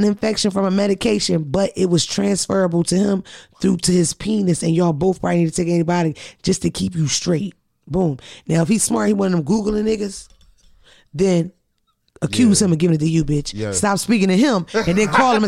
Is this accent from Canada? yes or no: no; Philadelphia, Pennsylvania, United States; I'm from Philly.